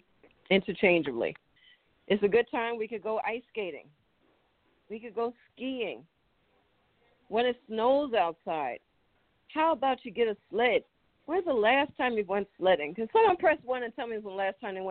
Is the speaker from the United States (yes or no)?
yes; New York City, New York, United States; moved away; when I was growing up in New York City